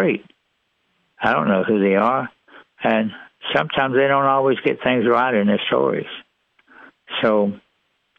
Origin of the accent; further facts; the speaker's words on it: East Texas, United States; also born or lived in Irving, Texas; when I was a young kid growing up in East Texas